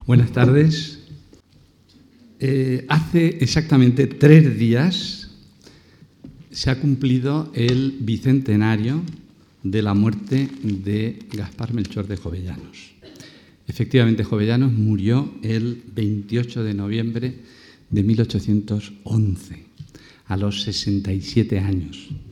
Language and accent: Spanish; Valencian Community, Spain; soy valenciano